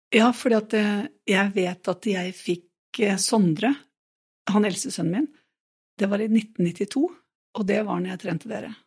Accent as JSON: {"language": "Norwegian", "town": "Nøtterøy", "region": "Vestfold", "country": "Norway", "also_born_or_lived": "Porsgrunn", "moved": "yes", "said": "jeg er fra Nøtterøy"}